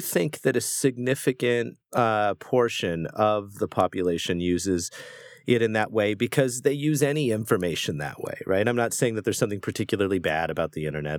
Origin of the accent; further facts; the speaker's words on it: United States; I am an American, we live in America